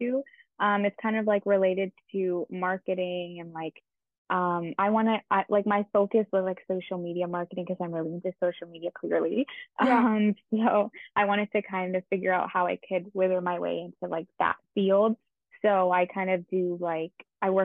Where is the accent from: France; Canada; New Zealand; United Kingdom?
Canada; suburb of Toronto, Ontario; Yes, I've lived here my entire life. I'm actually from like a suburb right outside of Toronto